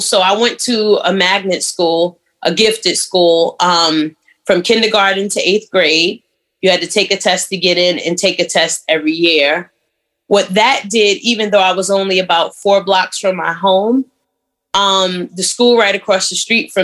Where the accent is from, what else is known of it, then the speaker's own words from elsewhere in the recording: New York City, New York, United States; moved away as an adult; also born or lived in Virginia / Atlanta; Born and raised in Brooklyn